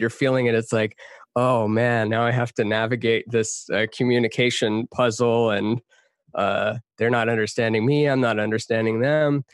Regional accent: Texas, United States; also born or lived in Canada; now in Los Angeles, United States; I grew up half in Texas, half in Canada.

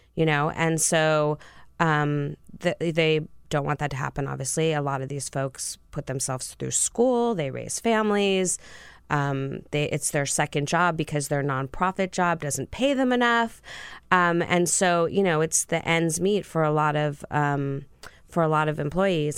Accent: California, United States; moved away as an adult; also born or lived in Santa Barbara; now in Washington, D.C., United States; I grew up in California

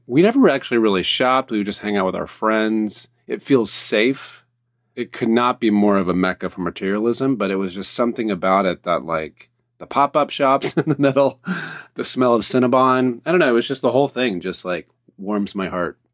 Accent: the South, United States; being from the East Coast, the South

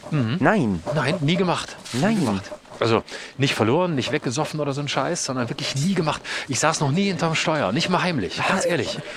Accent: Lörrach, Baden-Württemberg, Germany; bei mir auch, wo ich herkomme aus Lörrach, da war das natürlich auch so, dass die meisten ein Auto brauchten

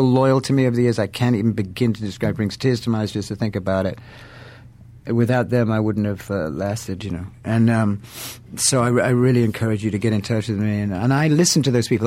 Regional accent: England, United Kingdom; I'm English.

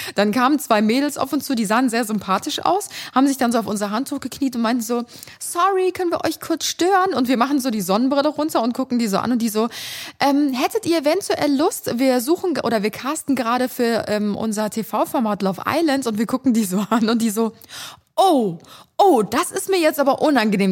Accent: Cologne, North Rhine-Westphalia, Germany; bei uns in Kölle

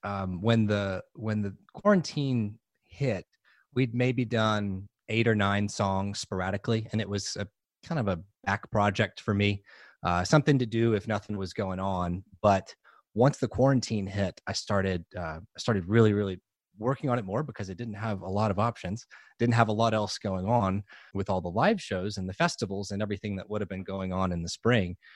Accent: New Orleans, Louisiana, United States; moved away; I grew up in New Orleans.

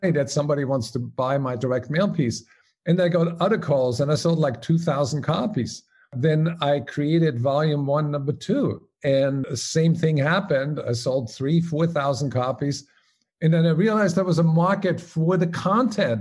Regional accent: Salzburg, Austria; moved away as an adult; also born or lived in Paris, France; As you may recognize by my name and my accent, I'm originally from Omaha. No, it's Salzburg, Austria.

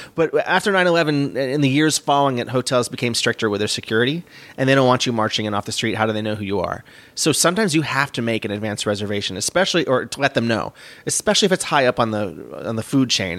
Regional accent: New York, United States; I was from New York

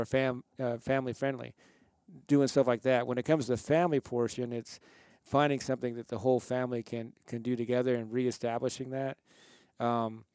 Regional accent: California, United States; moved away as an adult; also born or lived in Salt Lake City, Utah; now in Utah, United States; I was raised in California.

